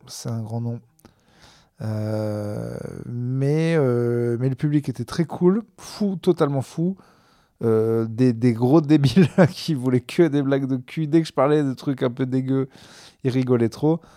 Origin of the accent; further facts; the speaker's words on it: Clermont-Ferrand, Auvergne-Rhône-Alpes, France; now in Bordeaux, France; je suis originaire de Clermont